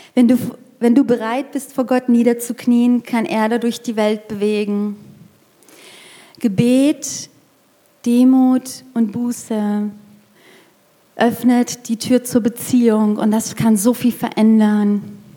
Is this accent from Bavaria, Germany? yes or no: no; near Frankfurt, Hesse, Germany; moved away as an adult; also born or lived in Erlangen / Fürth; now in Nuremberg, Germany; Ich komme eigentlich aus Hessen, aus der Nähe von Frankfurt